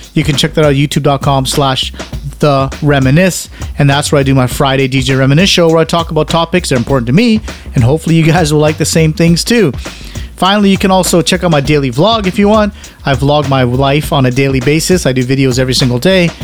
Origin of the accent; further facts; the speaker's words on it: Canada; also born or lived in United Kingdom; being Canadian